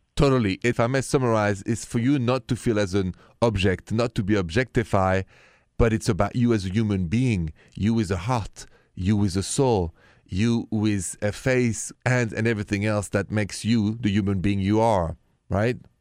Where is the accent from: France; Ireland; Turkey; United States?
France; Paris, Île-de-France; moved away; I'm from Paris